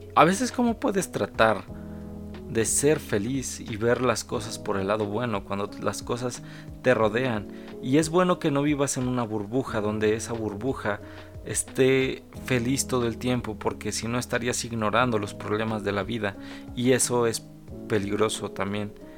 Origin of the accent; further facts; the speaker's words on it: Mexico; mi país, el cual es México